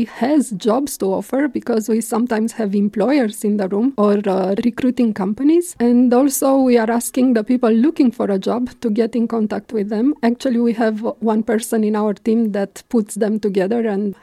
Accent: Romania; moved away as an adult; also born or lived in Belgium; now in Luxembourg; I'm coming from Romania

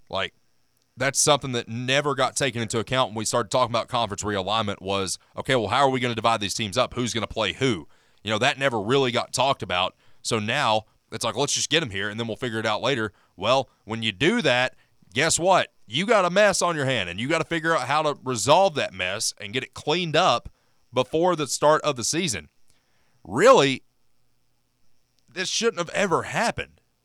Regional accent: Knoxville, Tennessee, United States; I'm in Big Orange Country in the Smoky Mountains

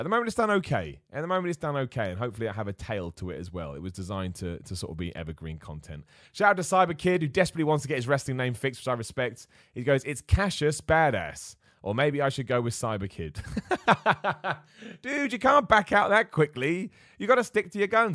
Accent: Luton, East of England, United Kingdom; I was born in Luton

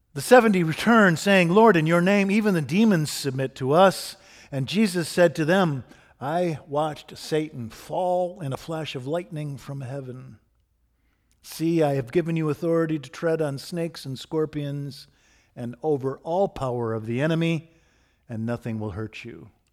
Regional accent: Michigan, United States; Steve and I grew up in Michigan in the nineteen seventies

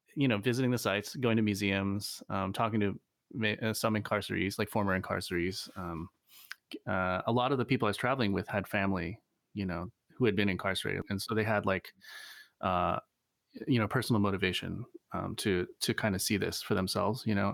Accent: Virginia, United States; moved away; also born or lived in Seattle, Washington / Ithaca, New York; I grew up in Virginia, um, also upstate New York, Ithaca

